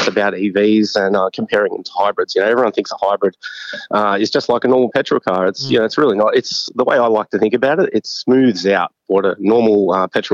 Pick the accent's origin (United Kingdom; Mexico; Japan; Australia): Australia; Brisbane, Queensland; I'm from Brisbane